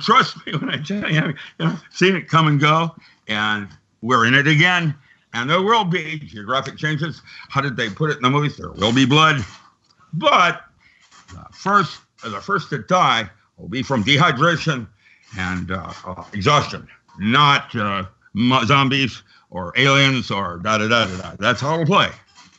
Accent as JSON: {"language": "English", "town": "Seattle", "region": "Washington", "country": "United States", "tie": "born or raised there", "said": "I grew up in Seattle"}